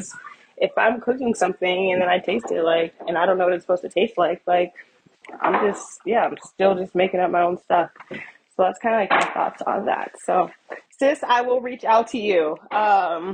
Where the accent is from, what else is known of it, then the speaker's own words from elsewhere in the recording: United States; I'm just American who happens to be Black.